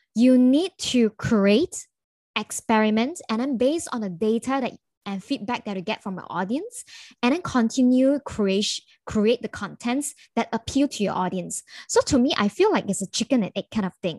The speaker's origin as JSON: {"language": "English", "region": "Kuala Lumpur", "country": "Malaysia", "said": "I'm from Kuala Lumpur"}